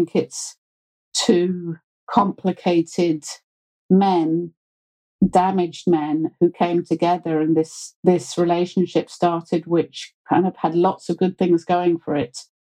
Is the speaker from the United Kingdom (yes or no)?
yes; United Kingdom; accent: very British; being British